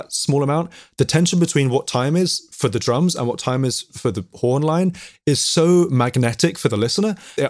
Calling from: London, United Kingdom; I'm calling from North London, calling from my lockdown location, my family music room.

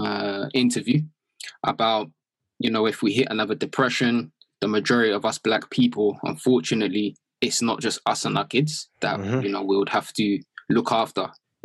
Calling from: London, United Kingdom; From London.

